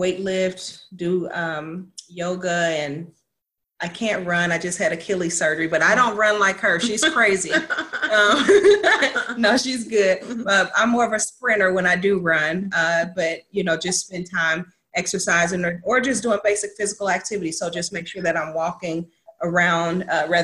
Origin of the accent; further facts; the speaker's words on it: United States; I'm from Southside